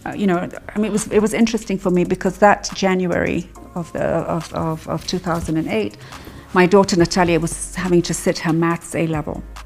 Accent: Kenya; I'm I'm just Kenyan

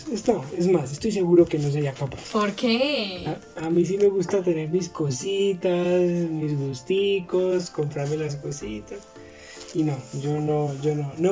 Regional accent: Bogotá, Colombia; Como tú sabes, pues yo soy de aquí de Bogotá.

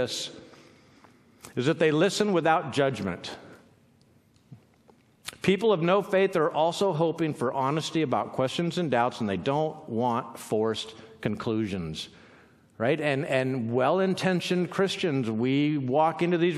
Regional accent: Southern California, United States; now in Pacific Northwest, United States; We're from Southern California

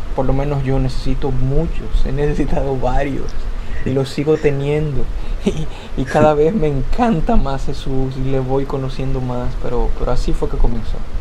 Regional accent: Dominican Republic; yo soy de República Dominicana

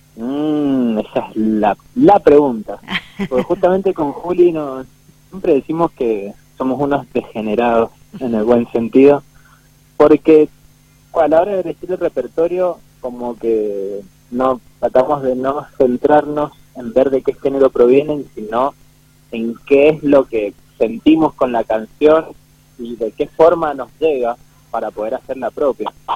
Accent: Mendoza, Argentina; now in Godoy Cruz, Argentina; yo de Capital

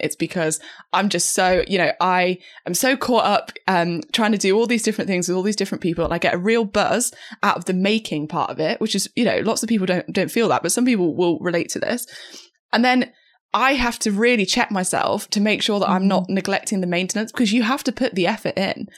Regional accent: the middle of England, United Kingdom; moved away as an adult; also born or lived in Cambridge; now in London, United Kingdom; as I left my hometown, left, um, I guess like the middle of England, moved to Cambridge for uni and then moved to London afterwards

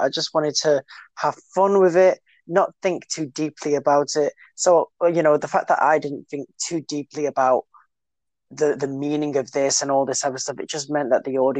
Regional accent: United Kingdom; but still staying true to who I am as a British person.

